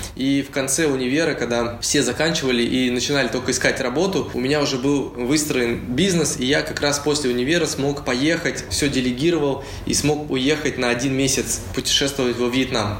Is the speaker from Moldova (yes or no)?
no; Uralsk, West Kazakhstan Region, Kazakhstan; moved away as an adult; also born or lived in Saint Petersburg, Russia; now in Bali, Indonesia; Я родился в Уральске, закончил там школу и поехал учиться в Петербург